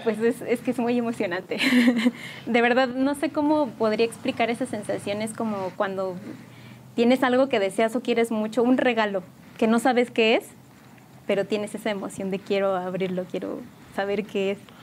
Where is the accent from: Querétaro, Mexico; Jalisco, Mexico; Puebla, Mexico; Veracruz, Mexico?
Querétaro, Mexico; San Juan del Río; yo soy originaria de aquí de San Juan del Río, pues aquí nací y aquí he crecido